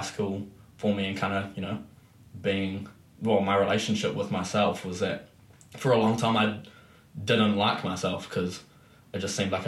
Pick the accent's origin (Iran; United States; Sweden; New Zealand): New Zealand; Christchurch, Canterbury; also born or lived in Auckland; I moved back to Christchurch from Auckland